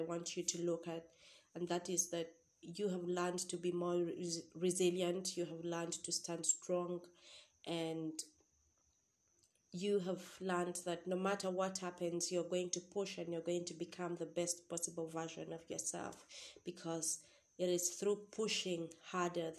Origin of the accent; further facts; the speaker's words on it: Uganda; I'm from Uganda